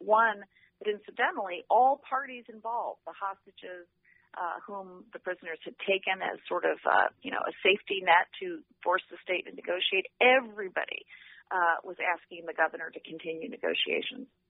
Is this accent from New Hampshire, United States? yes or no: no; Detroit, Michigan, United States; I'm also from Detroit